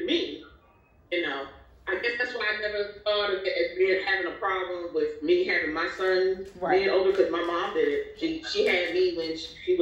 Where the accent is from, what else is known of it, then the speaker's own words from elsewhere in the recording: New York City, New York, United States; I grew up in New York, Brooklyn, New York, and they're from the West Indies, they're from Guyana, South America